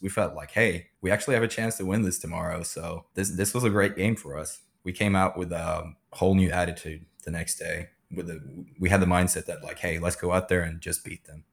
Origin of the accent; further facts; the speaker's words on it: Sweden; moved away as an adult; also born or lived in Tulsa, Oklahoma / California; now in Oklahoma, United States; I'm, I'm originally from Sweden.